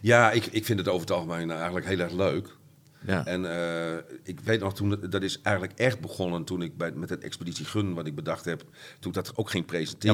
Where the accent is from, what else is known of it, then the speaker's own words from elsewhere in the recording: Groningen, Netherlands; de Oosterpark geboren, eh, in Paddepoel opgegroeid. En toen op verschillende plekken in de stad gewoond